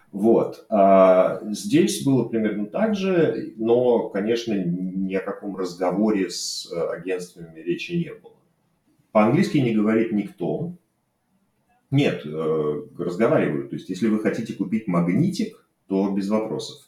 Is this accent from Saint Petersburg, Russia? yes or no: yes; Saint Petersburg, Russia; moved away as an adult; also born or lived in Moscow; now in Barcelona, Spain; я родился и вырос в Ленинграде